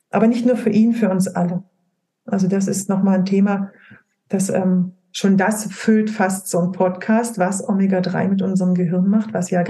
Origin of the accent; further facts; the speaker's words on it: Brandenburg, Germany; born there; Also ich komme gebürtig, komme ich aus dem Spreewald. Wir essen alle Leinöl in unserer Familie.